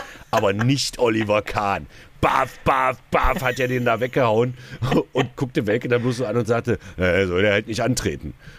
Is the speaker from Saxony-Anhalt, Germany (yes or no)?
yes; Saxony-Anhalt, Germany; bei uns in Sachsen-Anhalt